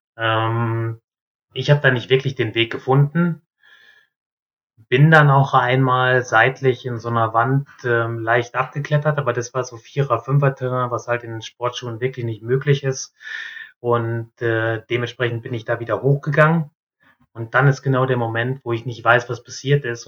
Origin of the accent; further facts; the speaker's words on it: North Rhine-Westphalia, Germany; moved away as an adult; also born or lived in southern Germany; bei uns in Nordrhein-Westfalen